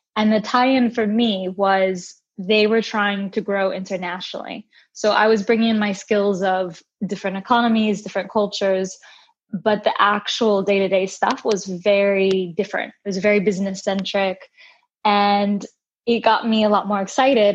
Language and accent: English; United States; I am Brazilian American and I spent most of my time growing up in the States